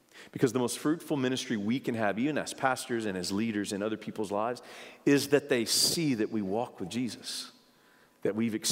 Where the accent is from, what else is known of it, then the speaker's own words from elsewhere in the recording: United States; I'm an American